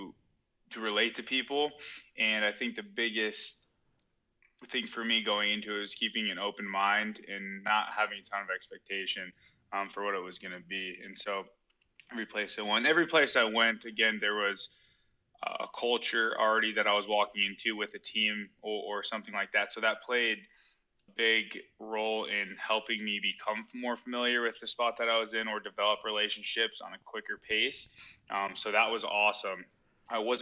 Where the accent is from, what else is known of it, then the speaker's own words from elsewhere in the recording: Scottsdale, Arizona, United States; moved away as an adult; I'm from Scottsdale, Arizona. Born and raised there.